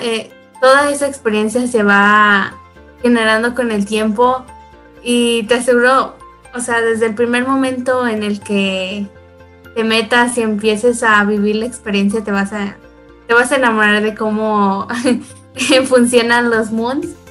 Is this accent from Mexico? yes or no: yes; Guanajuato, Mexico; soy de Guanajuato, México